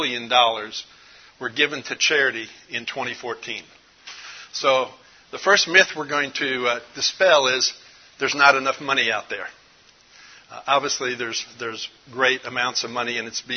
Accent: Dallas, Texas, United States; I'm from Dallas, Texas. Actually, I live north of Dallas on a small little piece of property

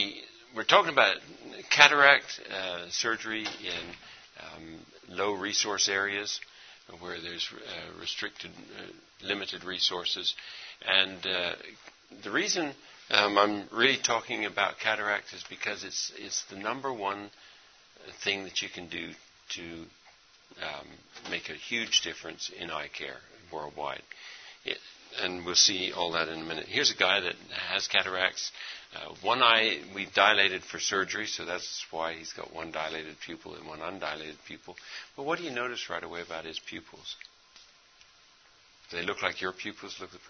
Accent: India; Actually, I've been overseas my whole life. I grew up in India.

